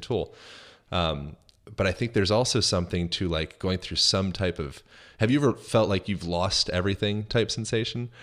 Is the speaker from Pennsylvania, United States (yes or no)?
yes; Lancaster, Pennsylvania, United States; now in Los Angeles, United States; I'm from Lancaster, Pennsylvania